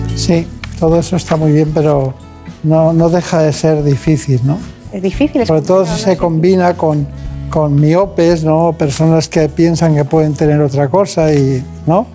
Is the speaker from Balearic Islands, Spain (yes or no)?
yes; Campanet, Balearic Islands, Spain; Yo de un pueblo que se llama Campanet, en Mallorca.